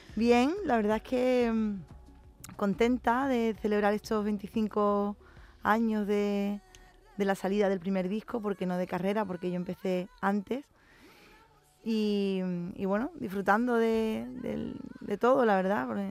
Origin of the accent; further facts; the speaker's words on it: San Fernando, Andalusia, Spain; lo que soy yo, una cañailla, ¿no? los que somos de San Fernando nos dicen